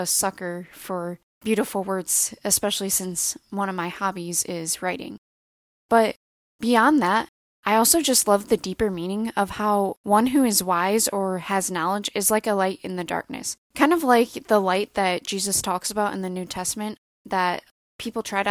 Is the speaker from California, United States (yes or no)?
no; Northwest Indiana, United States; also born or lived in Bloomington, Indiana / Muncie, Indiana; I am originally from Northwest Indiana